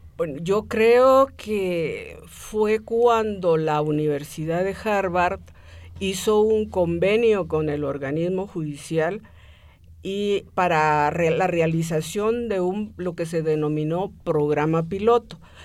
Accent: Guatemala City, Guatemala Department, Guatemala; nací en la ciudad de Guatemala.

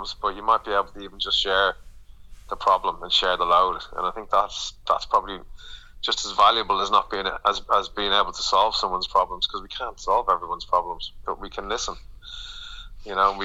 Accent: Dublin, Leinster, Ireland; now in London, United Kingdom; as an Irish person, as someone from Dublin

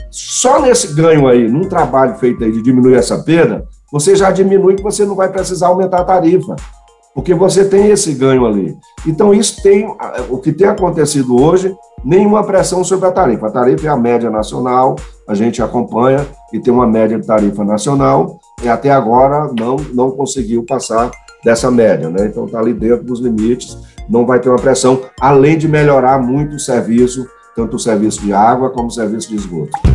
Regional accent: Maranhão, Brazil; moved away; also born or lived in São Paulo; Eu sou maranhense, sou do Maranhão, mas estudei em São Paulo, né?

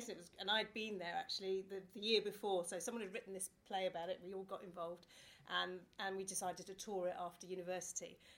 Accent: Watford, East of England, United Kingdom; I grew up, I was born here, I grew up in Watford

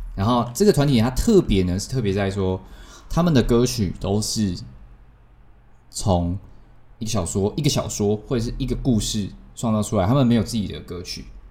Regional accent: Tainan, Taiwan; 我们台南人

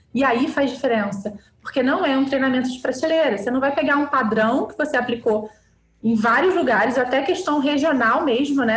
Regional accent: Petrópolis, Rio de Janeiro, Brazil; Nasci, cresci e vivo em Petrópolis

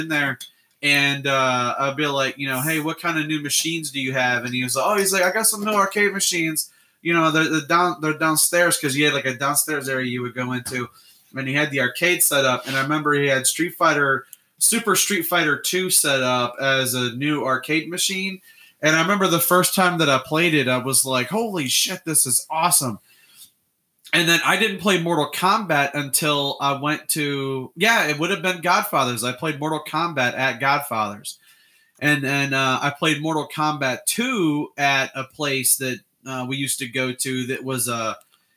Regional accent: Illinois, United States; I grew up in Illinois

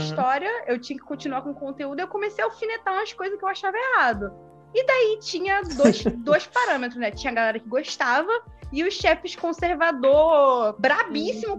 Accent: Rio de Janeiro, Brazil; now in Porto Alegre, Brazil; eu sou natural do Rio de Janeiro, né? E daí eu me mudei pra Porto Alegre

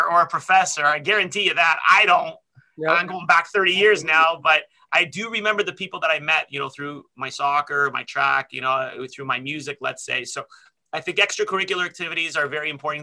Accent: Toronto, Ontario, Canada; also born or lived in London, Ontario; I grew up in Scarborough

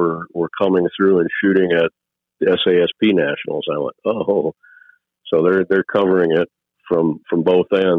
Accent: Wisconsin, United States; I grew up in Wisconsin

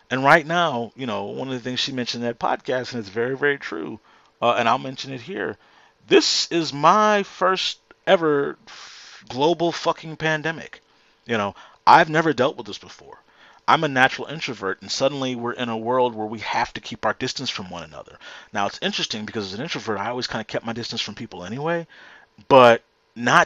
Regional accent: Houston, Texas, United States; right here in my hometown

